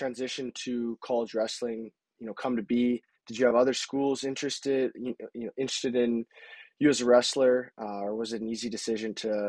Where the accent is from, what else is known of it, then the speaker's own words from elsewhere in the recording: Medicine Hat, Alberta, Canada; moved away as an adult; I'm actually from Canada as well